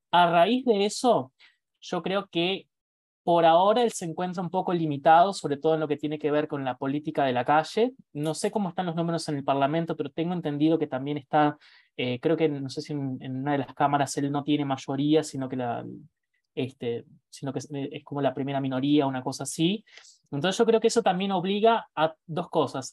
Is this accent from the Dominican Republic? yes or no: no; Uruguay; Nosotros, Uruguay